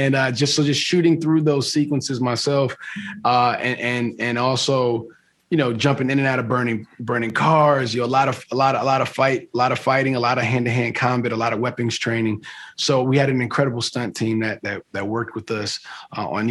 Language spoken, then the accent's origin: English; East Coast, United States; I grew up on the East Coast, so you know, I grew up a Knicks fan